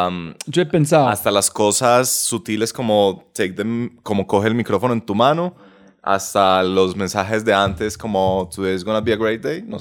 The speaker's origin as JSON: {"language": "Spanish", "country": "Colombia", "said": "yo también soy de Colombia"}